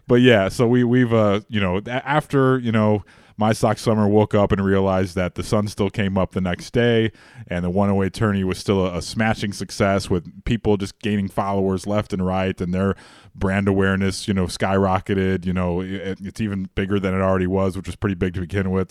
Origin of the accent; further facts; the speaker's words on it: Chicago, Illinois, United States; I grew up in Rogers Park.